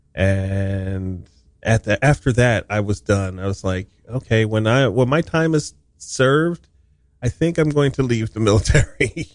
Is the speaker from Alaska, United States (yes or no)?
no; Hawaii, United States; moved away as an adult; I was, uh, raised in Hawaii